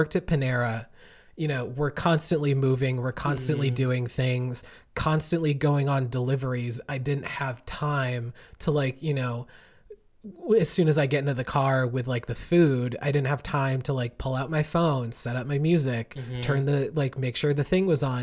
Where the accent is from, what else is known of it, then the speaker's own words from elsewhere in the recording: Connecticut, United States; my hometown area, mm-hmm. that's like across part of the Connecticut area